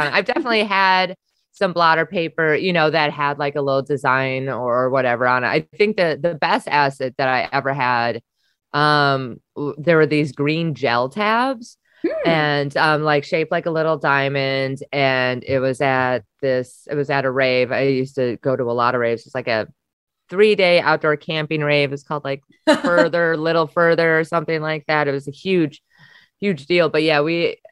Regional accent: Wisconsin, United States; moved away; I'm from Wisconsin

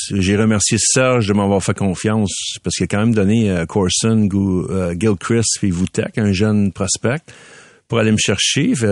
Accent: Montreal, Quebec, Canada; je viens de Ville d'Anjou, fait que mes parents étaient là avec moi.

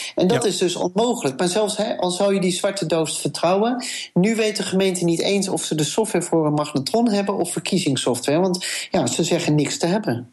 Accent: Amsterdam, North Holland, Netherlands; als Amsterdammer

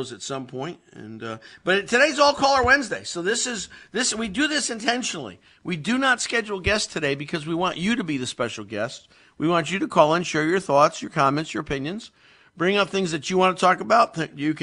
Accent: Meriden, Connecticut, United States; I grew up in Meriden

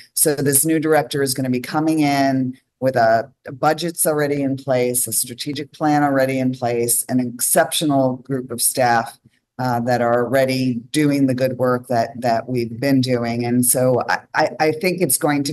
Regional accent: New York, United States; also born or lived in Los Angeles; now in Holland, United States; I am from New York originally. I lived in Los Angeles.

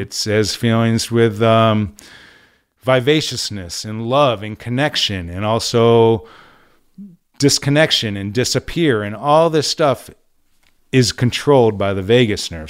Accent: Syracuse, New York, United States; moved away as an adult; also born or lived in California; growing up in Syracuse

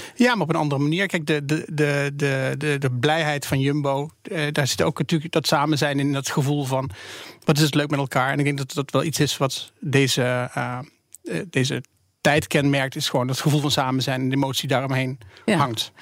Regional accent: Netherlands; als Nederlanders

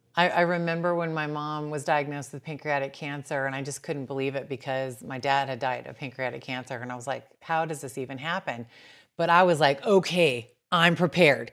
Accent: Bakersfield, California, United States

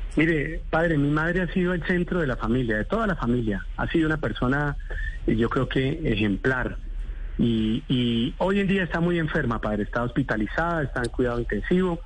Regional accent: Colombia; yo soy como un colombiano más

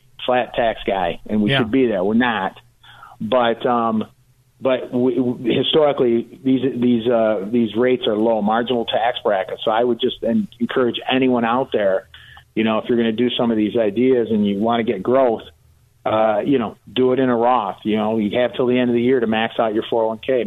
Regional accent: Detroit, Michigan, United States; I'm from the Detroit area, and I grew up as, you know, yeah. I went to high school with Mary Barra

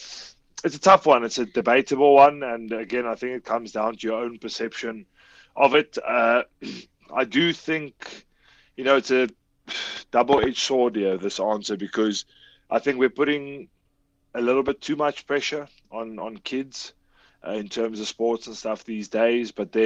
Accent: South Africa; as South African people.

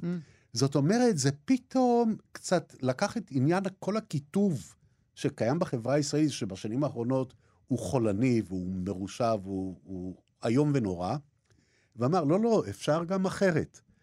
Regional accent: Jaffa, Tel Aviv District, Israel; בתור ילד גרתי בבית ערבי, בעבר הייתי אומר בית ערבי נטוש, כן? היום אני אומר בית ערבי לא נטוש, אלא של אנשים שגירשו אותם ביפו

